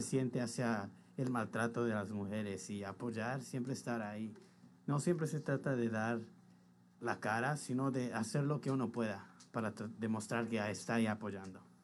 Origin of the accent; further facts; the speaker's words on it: Mexico; now in New York, United States; yo nací en México